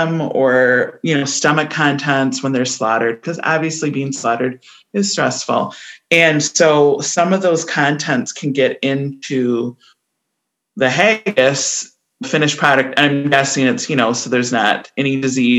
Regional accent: United States; We're American

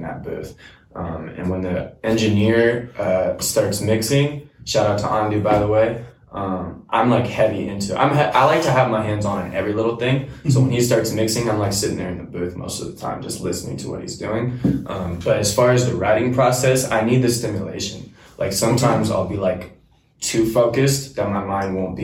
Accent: Everett, Washington, United States; also born or lived in Silver Lake / Shoreline, Washington; my hometown, Everett

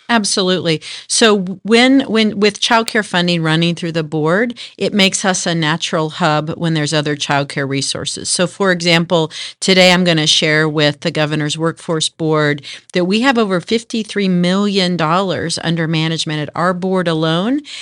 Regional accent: Denton, Texas, United States; also born or lived in Manhattan, Kansas / Japan; I grew up, uh, in the D, Dallas, Fort Worth area in a, what was a little town called Denton.

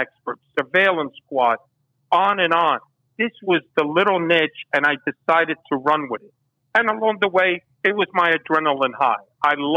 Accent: New York City, New York, United States; also born or lived in Havana, Cuba; the way I grew up in the Bronx

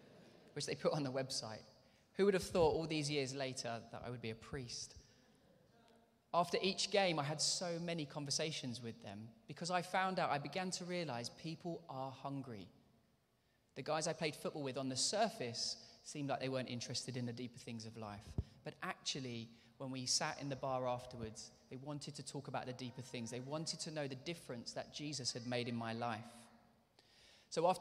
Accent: London, United Kingdom; moved away as an adult; also born or lived in Bedford; I grew up there with my mum in Northwest London in Hendon

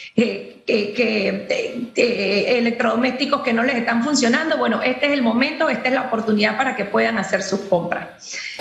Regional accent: Panama; nosotros como panameños

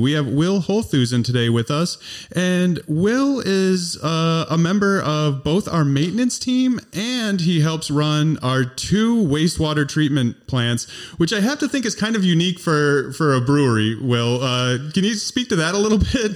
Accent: Northern Illinois, United States; also born or lived in Vermont; now in Wisconsin, United States; I was originally from Northern Illinois, but I moved to Wisconsin in, like, oh one

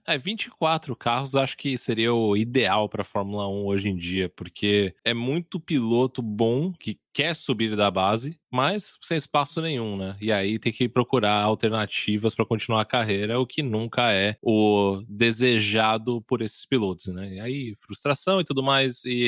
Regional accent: Brazil

